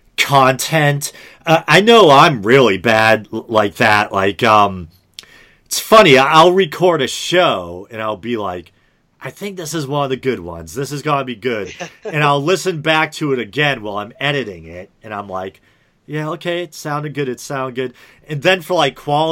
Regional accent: New England, United States; accent: New England; if they're not a New Englander, you know, people like find my accent funny

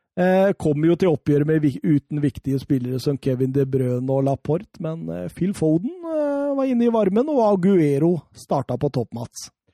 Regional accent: Norway; vi gutta som sitter og ser på på TV-en hjemme i Norge

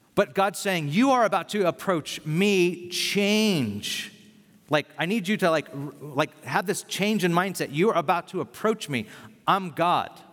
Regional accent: Bakersfield, California, United States; moved away as an adult; also born or lived in San Francisco; I'm from Bakersfield

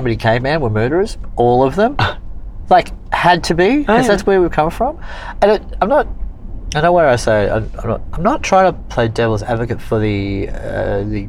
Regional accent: Wales, United Kingdom; I am a Welsh born... I was born in the United Kingdom

